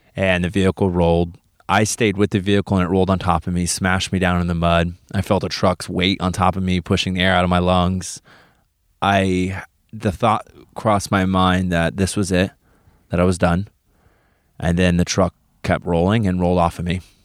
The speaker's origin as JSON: {"language": "English", "town": "Wichita", "region": "Kansas", "country": "United States", "tie": "born or raised there", "moved": "as an adult", "said": "Came from Wichita, Kansas. That's where I was born and raised."}